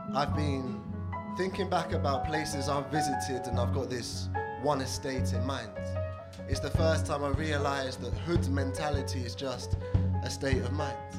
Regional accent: TN3, South East England, United Kingdom; moved away; I grew up in a small town by the sea

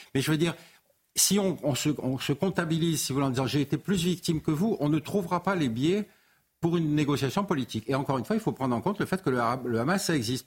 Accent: Algeria; now in France; je suis né en Algérie, en Algérie française.

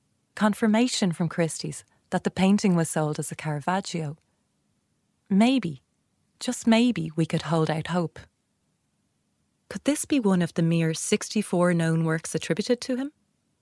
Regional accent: Dublin, Leinster, Ireland; I was born and raised in Dublin, but my dad's family originally came from Tuam, County Galway.

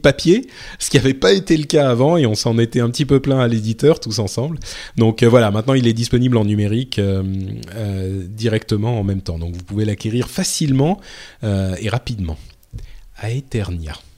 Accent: France; je suis français

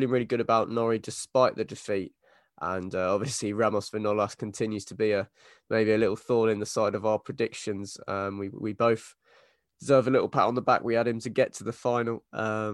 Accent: United Kingdom; as British tennis fans

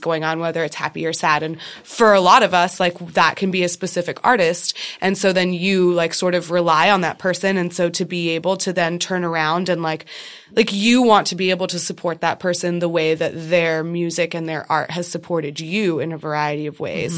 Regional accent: Austin, Texas, United States; I'm originally from Texas

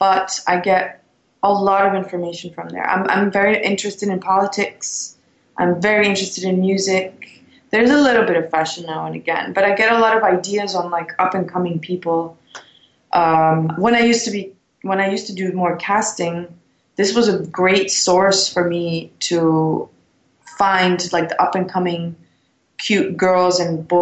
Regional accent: Belgium; moved away as an adult; also born or lived in London, United Kingdom / New York, United States; now in Los Angeles, United States; growing up in Belgium. I was in the suburbs.

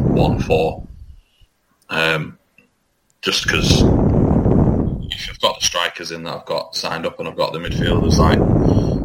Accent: Leigh, North West England, United Kingdom; I was born in Lee

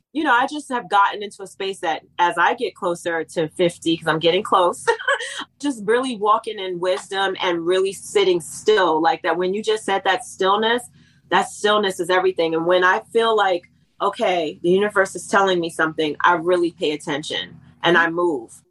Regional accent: East Coast, United States; I was raised in the East Coast

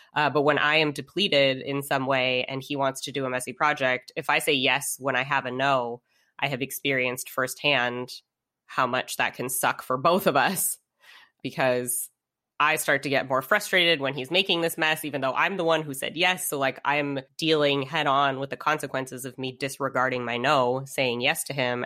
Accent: United States; was born and raised here in the States

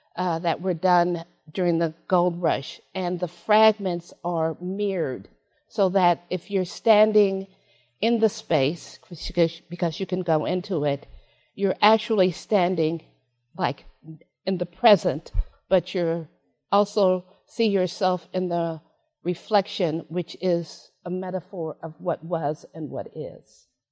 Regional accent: San Francisco, California, United States; I was born in San Francisco

